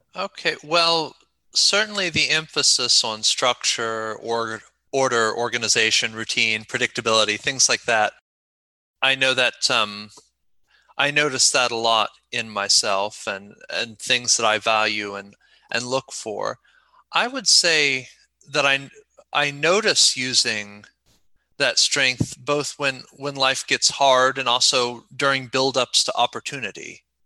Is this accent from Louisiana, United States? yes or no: no; Ohio, United States; moved away as an adult; also born or lived in South Korea; I was born in Ohio and am currently back there, but I lived for about seven, a little over seven years in Korea.